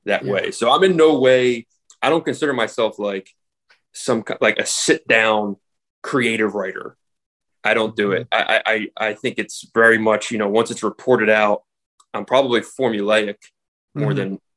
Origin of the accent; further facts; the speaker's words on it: Philadelphia, Pennsylvania, United States; growing up in Philadelphia